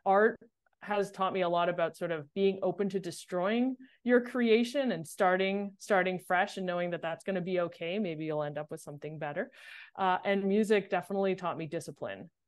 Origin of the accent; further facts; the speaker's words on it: Montreal, Quebec, Canada; moved away as an adult; also born or lived in Boston; I grew up in Montreal